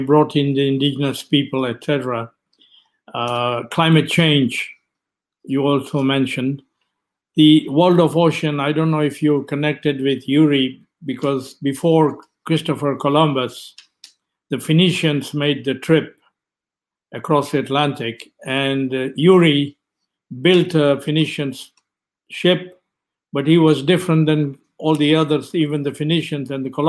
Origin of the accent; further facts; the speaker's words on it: Kenya; moved away as an adult; I was born and brought up in Kenya